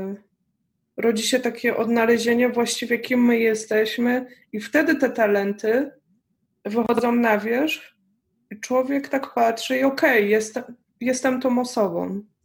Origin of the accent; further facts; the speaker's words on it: Poland; moved away as an adult; wyjechałam y, z Polski